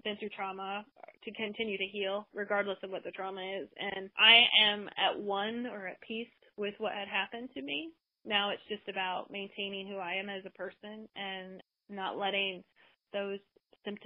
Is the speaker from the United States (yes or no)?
yes; United States; being an American, a woman in America